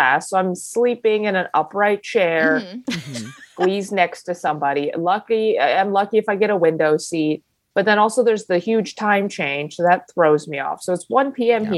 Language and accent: English; Chicago, Illinois, United States; moved away as an adult; now in California, United States; I'm from Chicago